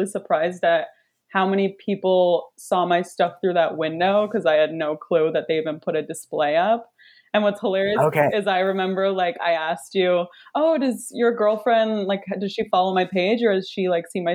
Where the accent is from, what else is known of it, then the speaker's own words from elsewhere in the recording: Kingston, Ontario, Canada; moved away as an adult; also born or lived in Toronto; I'm from Kingston. I moved to Toronto for school to go to OCAD University for illustration.